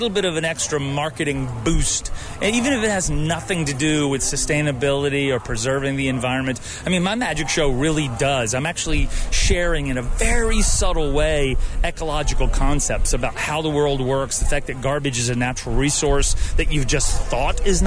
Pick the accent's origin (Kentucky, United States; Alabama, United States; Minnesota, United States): Alabama, United States; also born or lived in Texas; I was born in Texas and raised in Alabama.